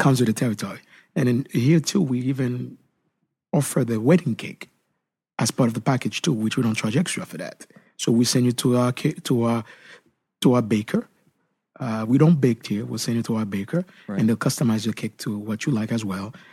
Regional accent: Haiti; moved away; Where I grew up back then in Haiti

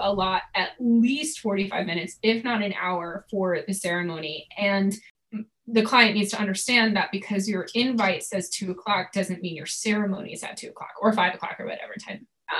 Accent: New England, United States; I'm from New England, so I got my sarcasm card very young.

